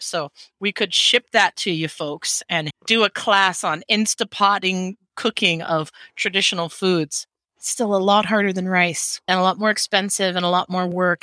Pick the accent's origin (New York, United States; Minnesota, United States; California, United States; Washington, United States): Washington, United States; Seattle; moved away as an adult; now in Hawaii, United States; growing up in Seattle in, in the 80s and 90s